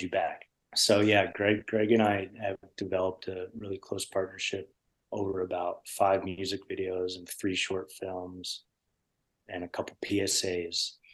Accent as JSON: {"language": "English", "region": "Connecticut", "country": "United States", "tie": "born or raised there", "said": "I grew up with him in Connecticut"}